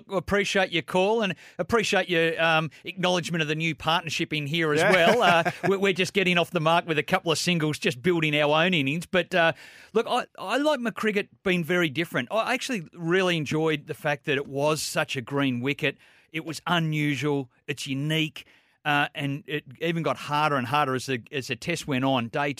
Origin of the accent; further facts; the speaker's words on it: Australia; We've grown up with it. We're Australian.